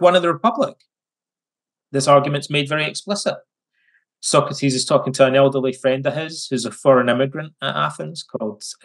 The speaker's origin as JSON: {"language": "English", "region": "West Coast of Scotland", "country": "United Kingdom", "tie": "born or raised there", "said": "when I was a kid growing up in the West Coast of Scotland"}